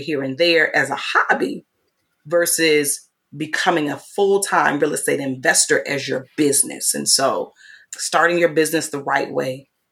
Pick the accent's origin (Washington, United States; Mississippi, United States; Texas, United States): Mississippi, United States; moved away; I'm from Mississippi